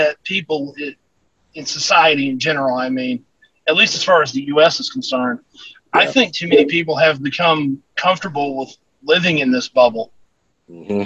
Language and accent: English; Appalachia, United States; growing up in Appalachia